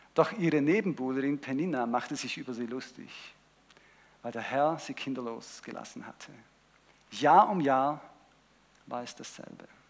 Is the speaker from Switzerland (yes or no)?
yes; Switzerland; ich bin ja in der Schweiz aufgewachsen mehrheitlich